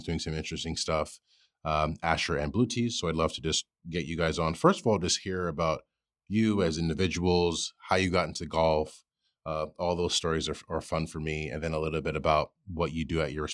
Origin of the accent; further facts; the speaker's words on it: New York, United States; I grew up in New York